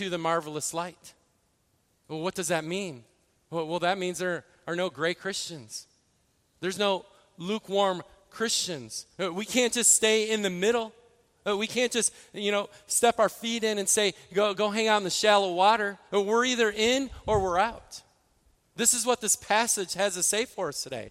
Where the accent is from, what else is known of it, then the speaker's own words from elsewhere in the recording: Midwest, United States; moved away; I grew up in the Midwest